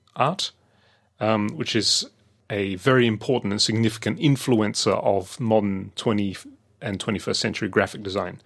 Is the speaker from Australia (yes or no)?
yes; Adelaide, South Australia, Australia; also born or lived in London; when I was growing up in Adelaide